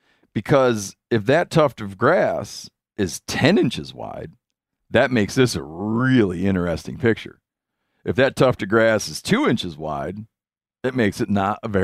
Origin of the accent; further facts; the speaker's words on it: Connecticut, United States; You see, my home state is in Connecticut.